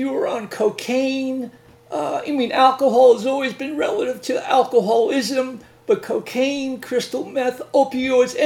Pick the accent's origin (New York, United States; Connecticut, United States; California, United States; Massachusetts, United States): New York, United States; Northeast Long Island; I'm from Long Island originally